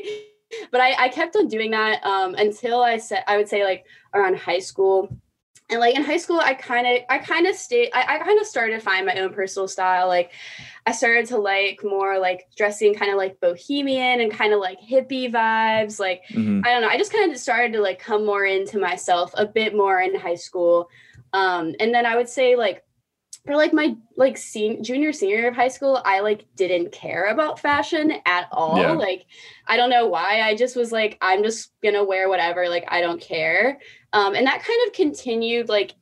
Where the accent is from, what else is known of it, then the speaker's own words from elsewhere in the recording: Charleston, South Carolina, United States; I grew up in Charleston, very conservative area